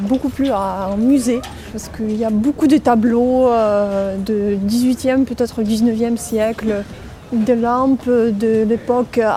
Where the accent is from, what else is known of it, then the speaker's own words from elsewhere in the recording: Moscow, Russia; French is a second language; j'ai 26 ans, je viens de Moscou